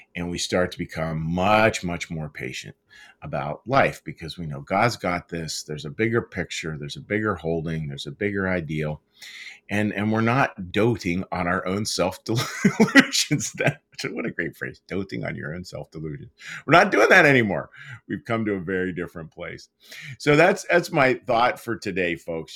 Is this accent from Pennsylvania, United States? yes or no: yes; Pittsburgh, Pennsylvania, United States; moved away; out in Pittsburgh, out of my hometown